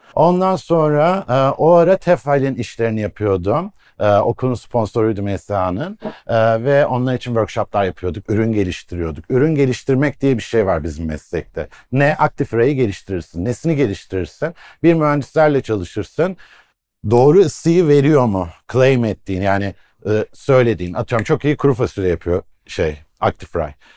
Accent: Iskenderun, Hatay, Turkey; Hataylıyım, İskenderunluyum

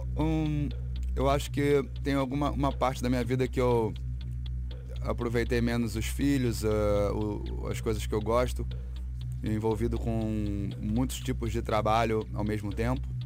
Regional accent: Brazil; sou brasileiro

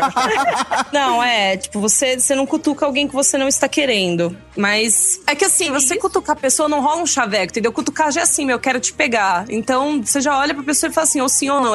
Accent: Piracicaba, São Paulo, Brazil; Eu sou de Piracicaba e todo mundo de Piracicaba usava o Mirk

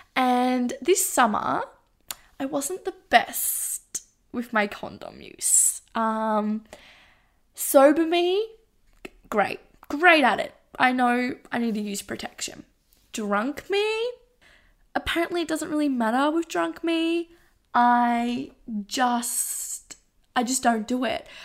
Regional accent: Geelong, Victoria, Australia; I'm from Geelong.

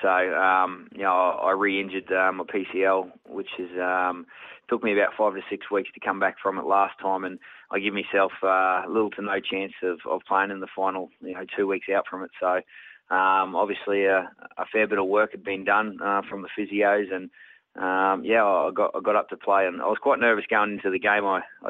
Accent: Queensland, Australia; If I had a shirt on at all, it was quite hot up in North Queensland. So, some great photos of growing up in North Queensland.

